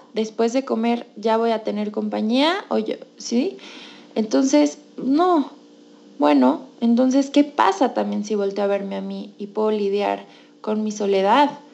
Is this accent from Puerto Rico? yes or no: no; Mexico; soy mexicana y yo crecí en una cultura en la que la comida dice mucho